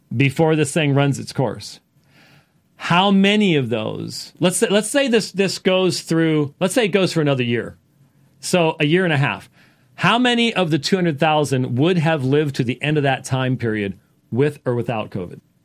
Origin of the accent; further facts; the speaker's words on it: Minneapolis, Minnesota, United States; moved away; I was born in Minneapolis